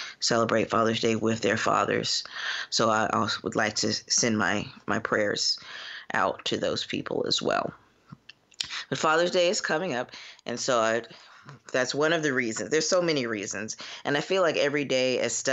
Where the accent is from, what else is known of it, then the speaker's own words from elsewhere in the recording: Florida, United States; now in Cincinnati, United States; I am from Florida and currently practicing in Cincinnati, Ohio